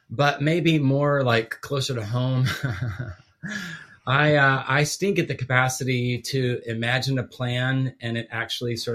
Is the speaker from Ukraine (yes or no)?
no; Guatemala; Yes, so I was born and raised overseas